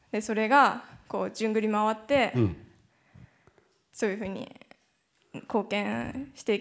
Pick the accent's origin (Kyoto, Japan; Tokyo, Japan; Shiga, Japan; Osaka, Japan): Tokyo, Japan; 京出身でずっと東京に住んでる